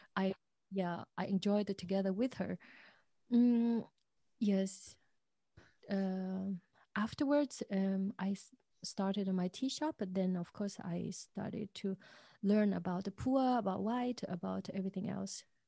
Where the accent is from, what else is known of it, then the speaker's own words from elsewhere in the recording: Zhejiang, China; now in Dresden, Germany; I grew up in Zhejiang